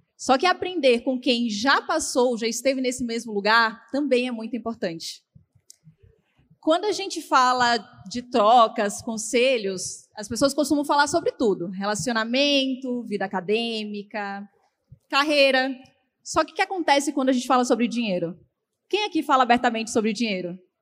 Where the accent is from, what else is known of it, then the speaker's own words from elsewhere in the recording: Bahia, Brazil; eu nasci na Bahia